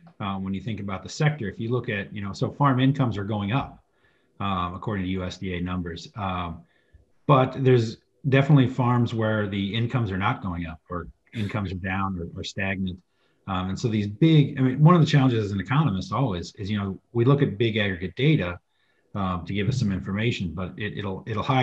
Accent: Southern Missouri, United States; where I grew up in Southern Missouri

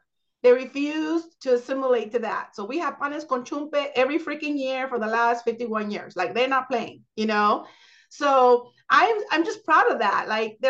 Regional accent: Los Angeles, California, United States; So I'm actually originally from East Los Angeles, from Boyle Heights.

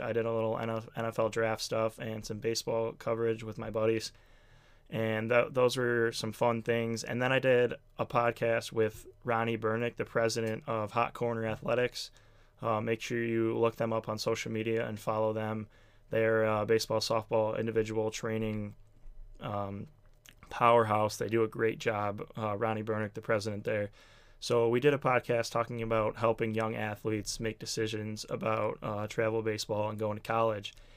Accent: Buffalo, New York, United States; I'm from Buffalo, New York

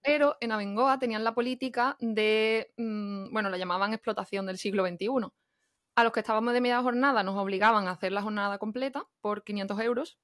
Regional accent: Jerez de la Frontera, Andalusia, Spain; moved away as an adult; also born or lived in Madrid / Barcelona; now in Connecticut, United States; soy de Jerez, soy paisana de Andrea, de Cádiz también, y vivo aquí en Estados Unidos, en el estado de Connecticut

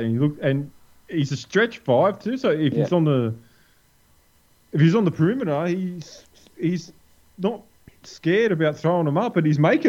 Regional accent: Australia; as an Australian

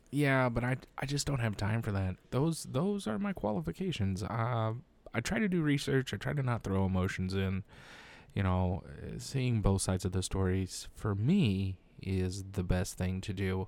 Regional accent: United States; an American in uniform

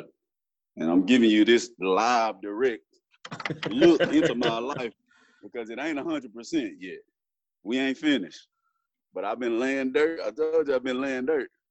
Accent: Dallas, Texas, United States; also born or lived in Los Angeles, California; now in DeSoto, United States; I was about two years old when I moved from L.A.

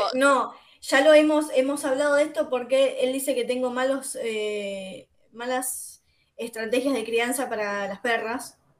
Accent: Wilde, Buenos Aires Province, Argentina; yo soy acá de Wilde

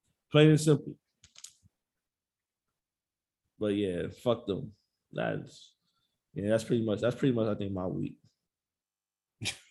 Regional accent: New York City, New York, United States; I'm from Jamaica, Queens

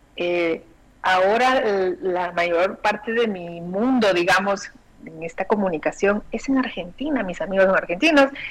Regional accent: Guatemala; moved away; en mi niñez, en mi adolescencia, la televisión que llega a Guatemala llegaba, era argentina

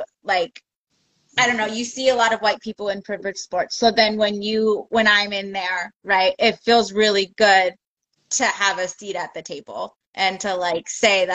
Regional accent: Oxnard, California, United States; also born or lived in Santa Barbara; now in San Diego, United States; I grew up in Oxnard

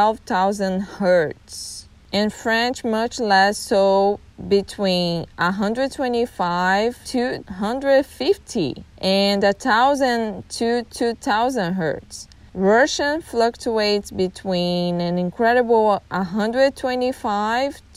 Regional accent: Brazil; English is a second language; moved away as an adult; now in United States; I'm Brazilian

